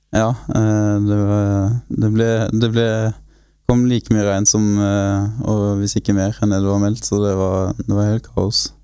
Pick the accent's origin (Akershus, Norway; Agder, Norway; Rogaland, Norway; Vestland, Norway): Agder, Norway; Grimstad; foreløpig så bor jeg på garasjen eh, på et barndomshjem enda i Grimstad